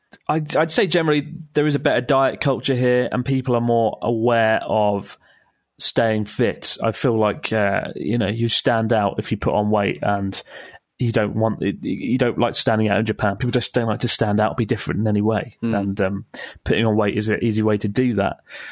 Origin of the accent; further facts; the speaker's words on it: Italy; English is a second language; moved away as an adult; now in Gloucester, United Kingdom; It's … from Gloucester, but I'm originally from Italy. I moved here 3 years ago to work in the brewing industry.